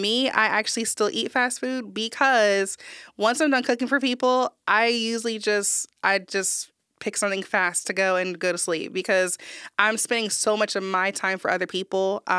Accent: New Jersey, United States; now in Texas, United States; I grew up in Jersey, but I've been to New York, Florida, Atlanta. I lived in Maryland and now Texas.

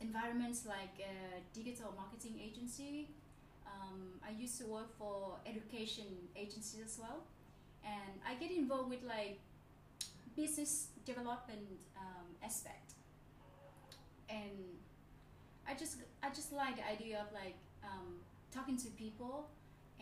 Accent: Nha Trang, Khanh Hoa, Vietnam; now in Ho Chi Minh City, Vietnam; because I'm from Nha Trang. I grew up at the beach.

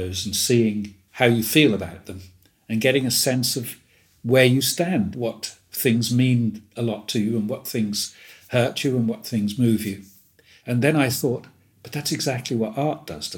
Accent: Woodbridge, East of England, United Kingdom; where I grew up in Suffolk, we had a lot of American air bases around us, three within 5 miles of my town.

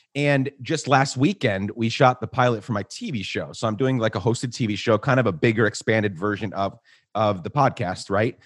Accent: Guatemala; moved away as an adult; also born or lived in New York / Minneapolis; now in United States; I was born in New York, raised in Guatemala

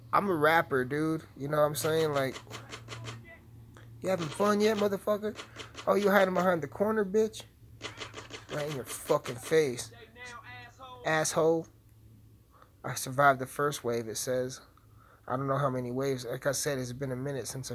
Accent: Alamosa, Colorado, United States; it's about my hometown

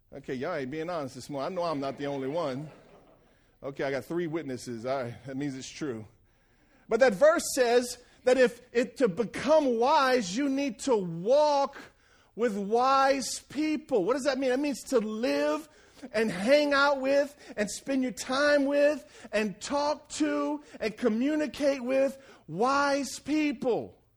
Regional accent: Franklin, Louisiana, United States; moved away; I'm a boy from Franklin, Louisiana

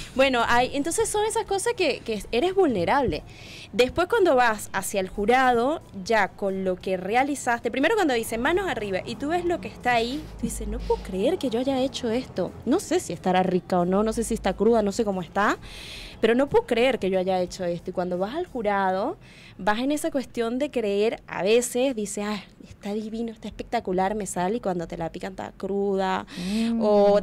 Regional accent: Tocuyito, Carabobo, Venezuela; moved away as an adult; also born or lived in Spain; now in Uruguay; yo vengo de un pueblo muy humilde, muy chiquitito de Venezuela, que es Tocuyito

